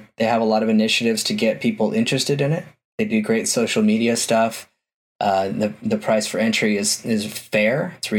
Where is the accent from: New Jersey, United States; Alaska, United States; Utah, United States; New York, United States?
Utah, United States; my home state of Utah